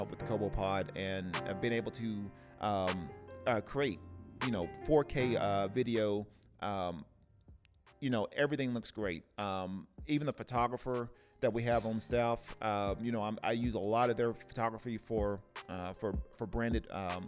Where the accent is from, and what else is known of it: Tennessee, United States; born or raised there